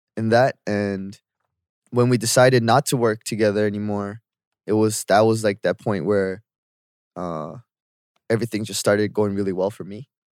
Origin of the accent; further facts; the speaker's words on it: Canada; moved away as an adult; now in South Korea; growing up in Canada